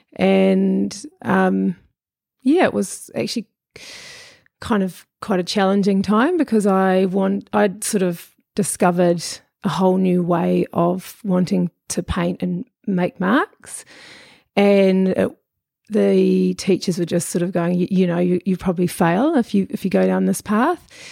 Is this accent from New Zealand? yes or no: yes; Auckland, New Zealand; also born or lived in Lower Hutt / Pukekohe / Muriwai Beach; I'm a shore kid